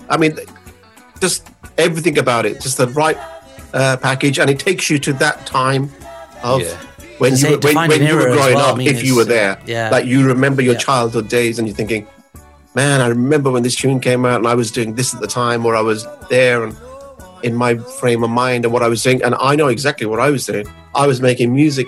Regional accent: Birmingham, West Midlands, United Kingdom; growing up in Birmingham, obviously growing up in a very sort of multicultural sort of area

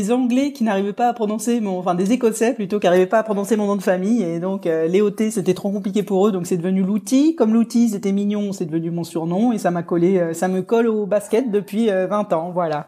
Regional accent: Rouen, Normandy, France; moved away; quand je suis passé par Rouen, ma ville natale

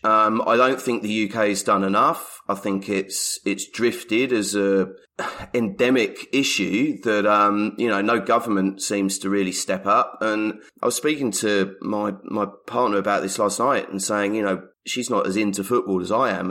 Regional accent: England, United Kingdom; moved away; an Englishman living overseas

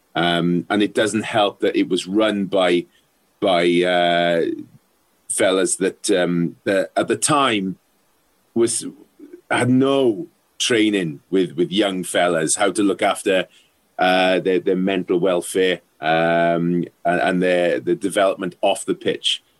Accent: South Wales, United Kingdom; growing up in South Wales, um, rugby was a religion, still is

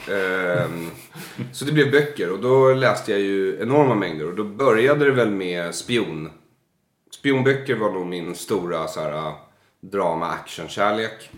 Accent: Solna, Stockholm County, Sweden; i kiosken i Bergshamra där jag växte upp

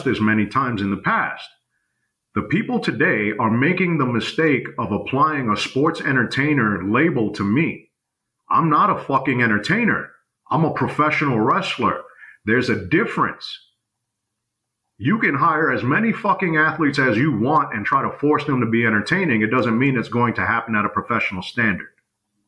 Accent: New York, United States; I come from New York. I come from the environment that they say, fuck the next man, I gotta eat

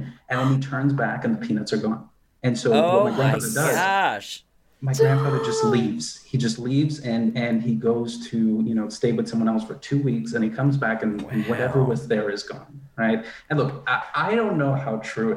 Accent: United States; my experiences as an Indian American person and a predominantly sort of white suburb that I grew up

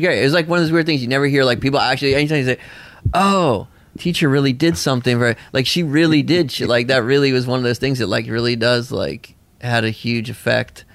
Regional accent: Nashville, Tennessee, United States; also born or lived in Bolinas, California; I grew up in a commune in Tennessee.

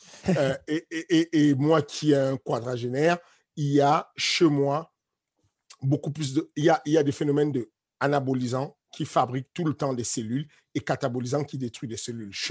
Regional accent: Cameroon; mon village natal ou, le village de mes parents au Cameroun, ça s'appelle Ivodoula

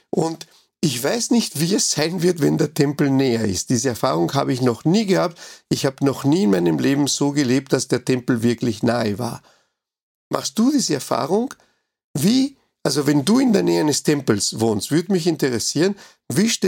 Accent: Uruguay; now in Austria; in meinem Heimatland oder in meinem ersten Heimatland Uruguay, da habe ich ja eigentlich nie Steuern gezahlt, ja. Ja, hier in Österreich zahle ich Steuern

